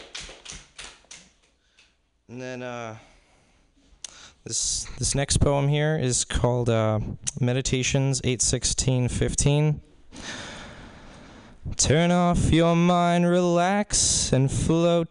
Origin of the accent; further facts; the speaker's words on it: Spring Hill, Florida, United States; I'm from Spring Hill, Florida